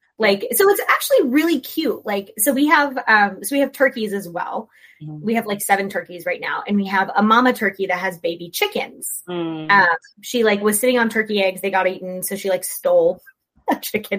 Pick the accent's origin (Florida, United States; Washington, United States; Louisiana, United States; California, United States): Florida, United States; I'm from Florida.